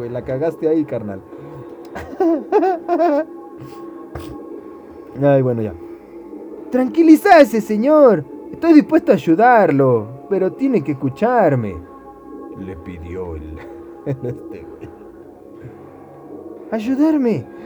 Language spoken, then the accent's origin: Spanish; Mexico; Y si nos van a decir algo acerca de que los mexicanos y otros nos parecemos, nos vale madre.